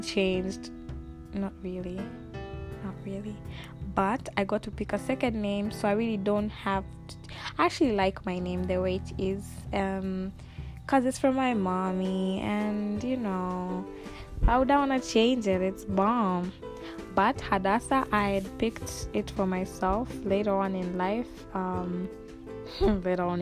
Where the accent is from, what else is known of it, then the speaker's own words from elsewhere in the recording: Dodoma, Tanzania; also born or lived in Dar es Salaam, Tanzania; Specifically right now I'm in Dodoma, that's where my family is